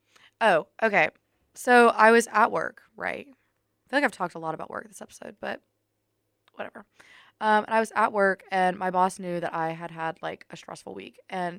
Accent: Germany; born there; But when people ask me, I just blame it on the fact that I was born in Germany.

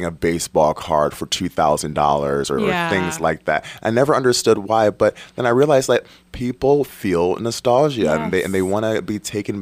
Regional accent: Detroit, Michigan, United States; moved away; I'm from Detroit originally

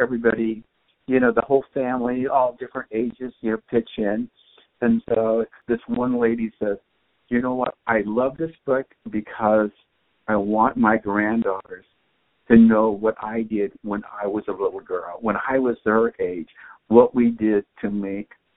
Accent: Tempe, Arizona, United States; also born or lived in Phoenix, Arizona / South Phoenix, Arizona; I was born here in Phoenix. I grew up in Tempe, and then we moved out to South Mountain, South Phoenix

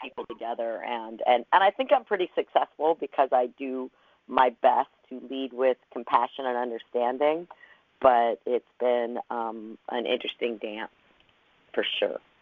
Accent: Los Angeles, California, United States; I came from Los Angeles

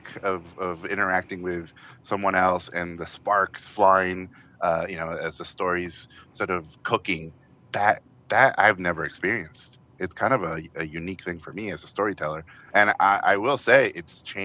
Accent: Tijuana, Baja California, Mexico; English is a second language; moved away; I grew up in the border in Tijuana

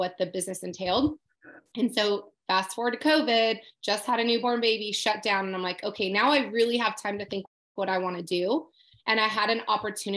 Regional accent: Southern California, United States; moved away; also born or lived in Los Angeles; I grew up in Southern California.

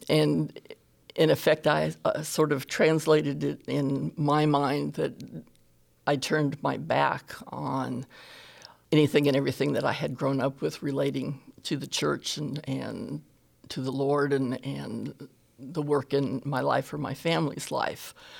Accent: California, United States; now in Alabama, United States; I am originally from California. I got to Alabama.

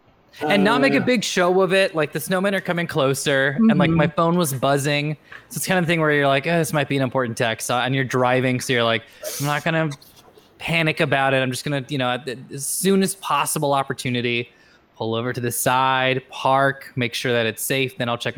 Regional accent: West Coast, United States; I know, granted I grew up on the West Coast, where we don't get the most amount of snow

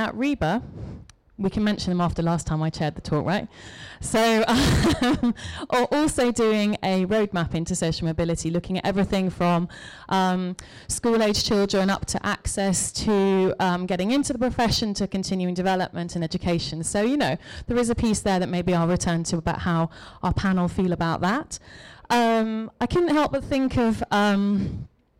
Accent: Cheshire, North West England, United Kingdom; moved away as an adult; now in London, United Kingdom; You can tell by my accent that perhaps I didn't grow up on completely the wrong side of the tracks in Cheshire. But I came to London 20 years ago

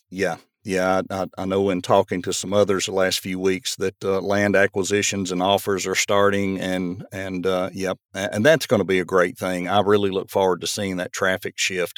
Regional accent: Murfreesboro, Tennessee, United States; moved away as an adult; now in Portland, United States; as a kid growing up in Murfreesboro

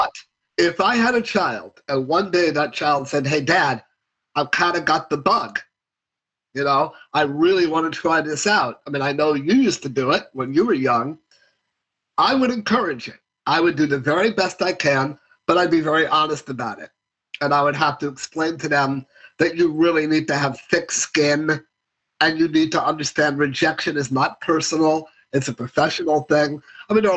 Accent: New York City, New York, United States; I grew up in New York City.

